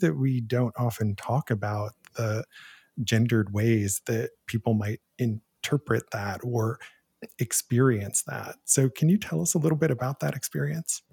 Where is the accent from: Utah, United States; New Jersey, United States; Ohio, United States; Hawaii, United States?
Ohio, United States; Canton; moved away; the very first job I ever had was as a film critic for the local newspaper in my hometown. So, in the nineteen nineties, I was hired to be a teen film critic for the Canton Repository in Canton, Ohio